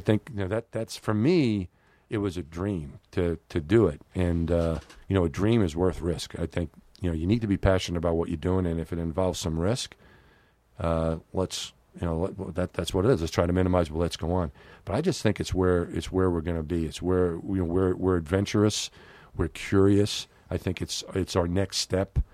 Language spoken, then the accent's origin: English; New York City, New York, United States; moved away; also born or lived in Houston; when I was growing up in New York